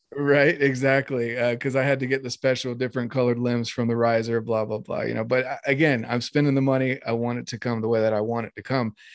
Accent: North Carolina, United States; growing up in North Carolina

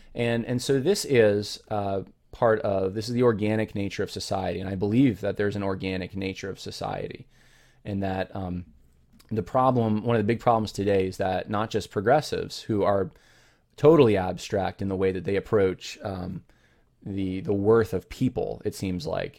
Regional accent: California, United States; I was born actually in California.

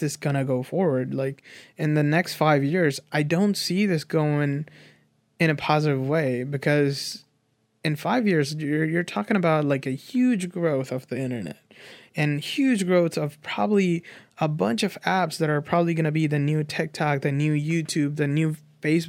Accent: Nepal; I grew up in Nepal without internet

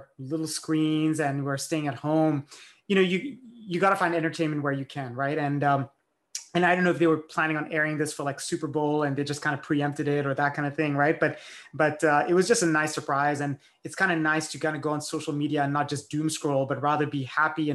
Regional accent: France; moved away; I grew up in France.

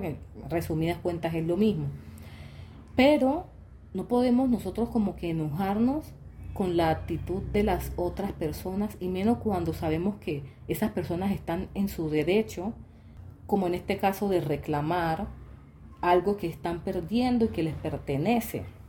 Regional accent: Quibdó, Chocó, Colombia; also born or lived in Dominican Republic; a Kibdo, a mi tierra

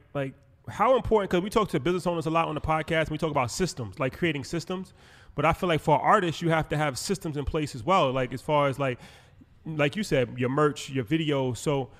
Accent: New York, United States; You know, it's interesting, especially like we're from New York, but I always admired the South.

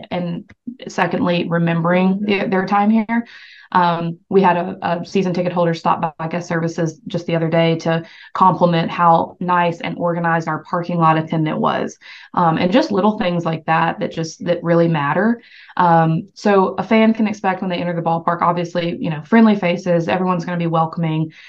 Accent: the South, United States; I'm from the South

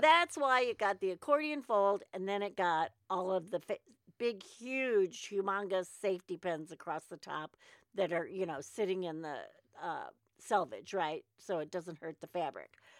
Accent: United States; I'm an American

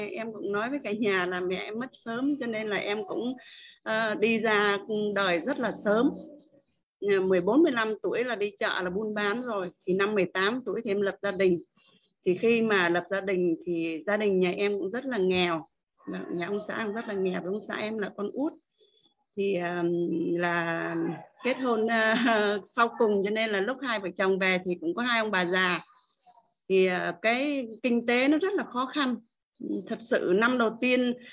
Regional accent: Thanh Hóa, Vietnam; vùng quê em là ở Thanh Hóa vùng uh, miền Trung với cô quanh năm mưa gió bão lũ một năm chỉ có hai vụ thôi

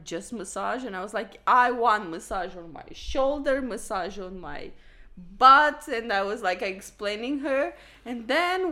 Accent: Romania; also born or lived in Tokyo, Japan; now in Amsterdam, Netherlands; I'm from Romania

